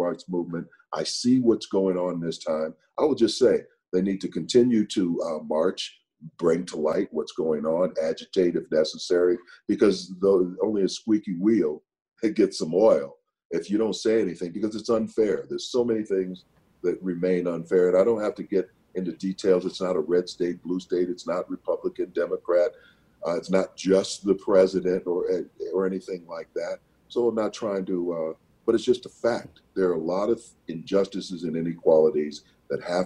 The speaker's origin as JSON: {"language": "English", "town": "St. Paul", "region": "Minnesota", "country": "United States", "tie": "born or raised there", "also_born_or_lived": "San Diego / New York", "moved": "as an adult", "said": "Growing up in St. Paul, Minnesota in the 50s and 60s"}